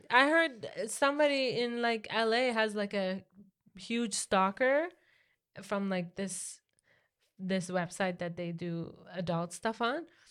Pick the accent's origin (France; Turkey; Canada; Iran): Iran; moved away; growing up in Iran